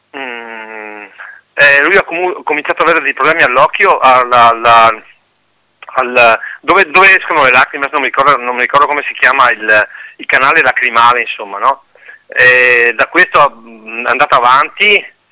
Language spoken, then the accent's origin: Italian; Pedavena, Veneto, Italy; io sono di Pedavena